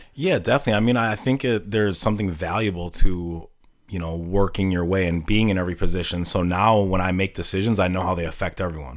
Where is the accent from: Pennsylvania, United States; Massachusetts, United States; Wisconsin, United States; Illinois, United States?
Wisconsin, United States; Milwaukee; also born or lived in Saint Cloud, Minnesota; I'm born and raised in Milwaukee